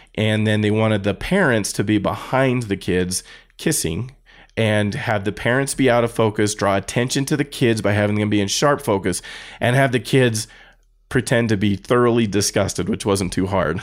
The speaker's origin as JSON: {"language": "English", "country": "United States", "said": "I'm an American"}